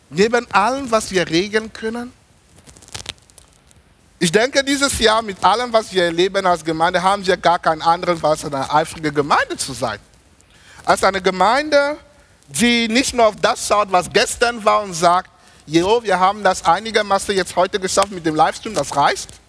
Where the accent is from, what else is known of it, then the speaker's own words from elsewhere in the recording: Germany; ich habe denen gesagt, ich komme aus Deutschland, ich faste nicht 21 Tage